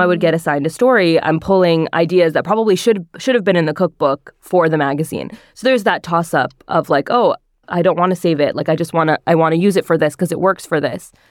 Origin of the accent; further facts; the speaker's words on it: northern New Jersey, United States; I grew up in northern New Jersey